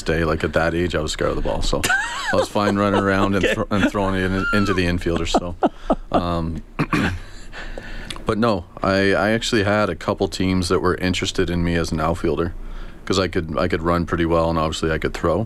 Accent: Sherwood Park, Alberta, Canada; also born or lived in Edmonton; I was born in Edmonton, and then once I started grade school, I moved, my family moved out to Sherwood Park

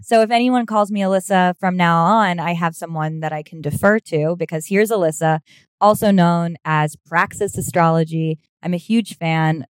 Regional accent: New York City, New York, United States; also born or lived in Los Angeles; I'm from Manhattan, my, and then Brooklyn too

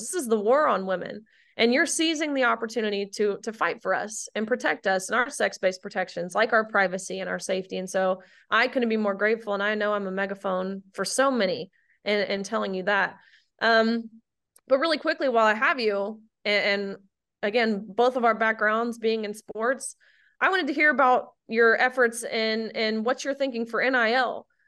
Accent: Tennessee, United States; my home state of Tennessee

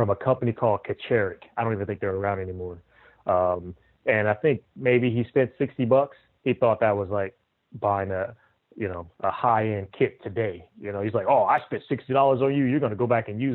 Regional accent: Compton, California, United States; born and raised in Compton, California

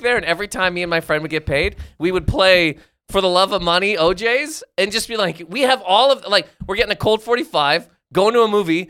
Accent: Nova Scotia, Canada; moved away; growing up in Canada, Nova Scotia

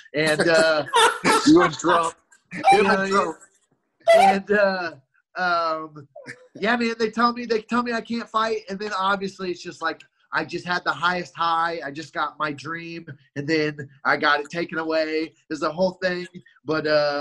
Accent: Columbia, Missouri, United States; also born or lived in Albuquerque, New Mexico; So I grew up in Columbia, Missouri, which is a couple hours away

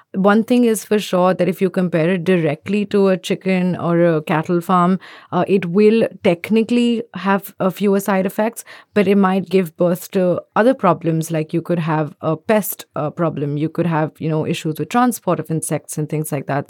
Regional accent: India; I'm from India

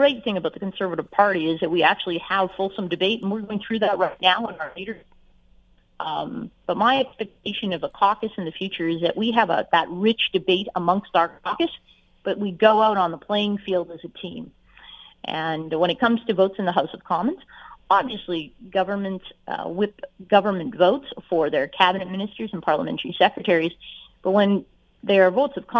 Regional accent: Fort McMurray, Alberta, Canada; I grew up in Fort McMurray, Alberta.

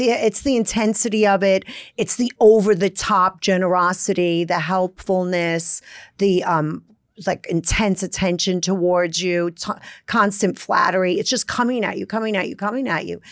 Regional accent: Brooklyn, New York, United States; accent: Brooklyn; I grew up in Brooklyn in the seventies

